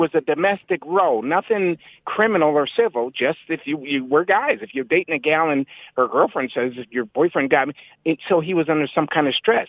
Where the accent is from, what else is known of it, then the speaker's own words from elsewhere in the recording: Connecticut, United States; I'm a Connecticut native